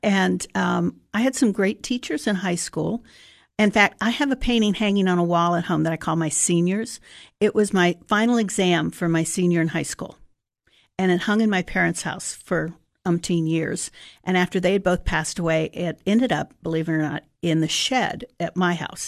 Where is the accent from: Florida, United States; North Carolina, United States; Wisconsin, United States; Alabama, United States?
Florida, United States; Sarasota; I actually grew up in Sarasota, Florida.